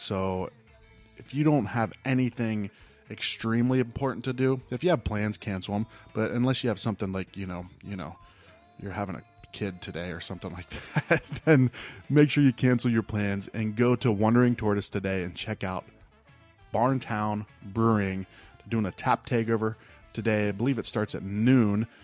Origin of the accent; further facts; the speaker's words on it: rural Ohio, United States; now in Arizona, United States; I grew up in Ohio. I grew up in, like, rural Ohio